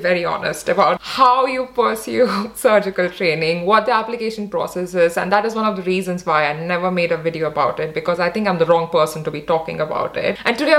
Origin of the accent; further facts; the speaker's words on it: Odisha, India; because I am from Orissa. So when I hear someone talking so fondly and so nicely of people there, so I just feel like they're talking about my people.